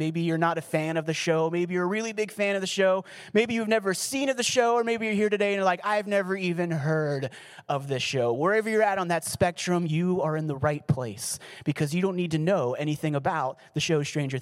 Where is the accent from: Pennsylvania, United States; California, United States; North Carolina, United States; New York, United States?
Pennsylvania, United States; Pittsburgh; I was from Pittsburgh, so we had the whole Pennsylvania connection going on